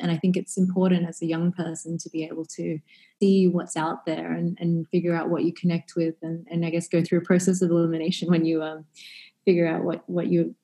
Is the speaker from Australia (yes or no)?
yes; Australia; Growing up in Australia, certainly a heavily kind of Western culture